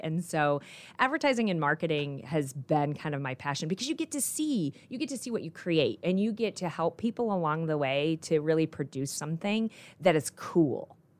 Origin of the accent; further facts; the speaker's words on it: Goshen, Indiana, United States; also born or lived in Colorado / Michigan; I grew up in Goshen, Indiana.